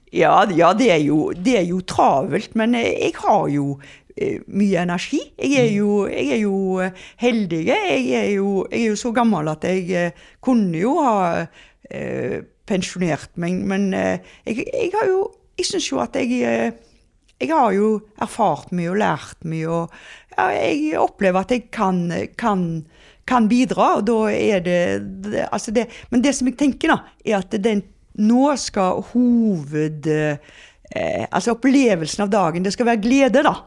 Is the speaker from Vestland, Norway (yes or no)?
no; Haugesund, Rogaland, Norway; jeg er jo fra Haugesund